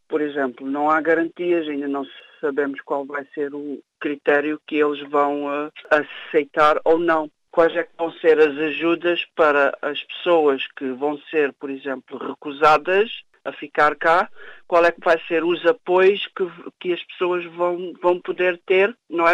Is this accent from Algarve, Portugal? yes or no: yes; Algarve, Portugal; moved away as an adult; now in Leicester, United Kingdom; Eu sou de Portugal, do Algarve.